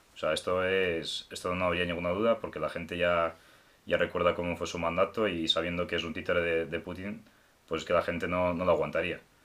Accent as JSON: {"language": "Spanish", "country": "Ukraine", "moved": "yes", "said": "siendo ucraniano"}